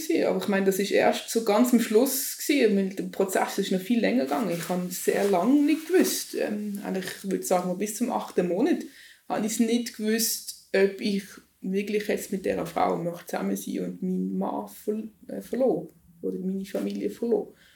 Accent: Switzerland; Ich als Schweizerin

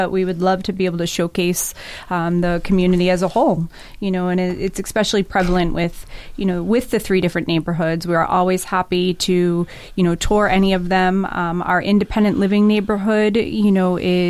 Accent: Marshfield, Massachusetts, United States; moved away as an adult; now in Dorchester, United States; I grew up in Marshfield

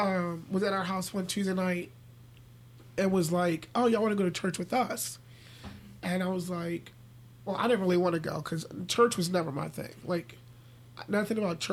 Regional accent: Philadelphia, Pennsylvania, United States; now in York, United States; I grew up in North Philly

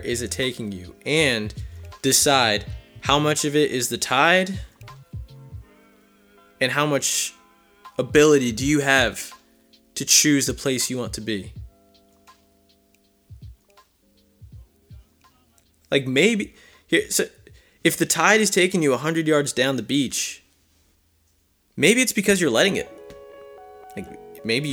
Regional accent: New Jersey, United States; also born or lived in Philadelphia area; now in Harrisburg, United States; I grew up in New Jersey

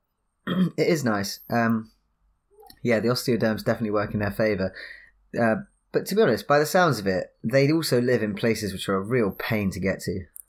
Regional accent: High Wycombe, South East England, United Kingdom; moved away; I live, uh, I'm from High Wycombe near London

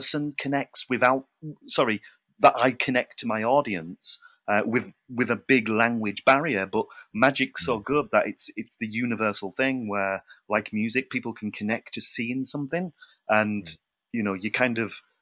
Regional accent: United Kingdom; being British

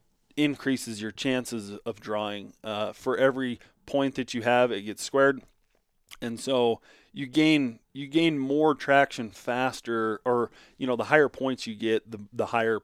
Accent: Nevada, United States; For me, it's just a must apply for because of the quality and because it's my home state.

